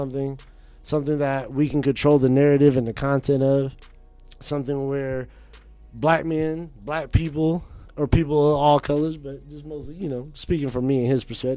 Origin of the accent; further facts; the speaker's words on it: North Carolina, United States; now in Phoenix, United States; I'm from North Carolina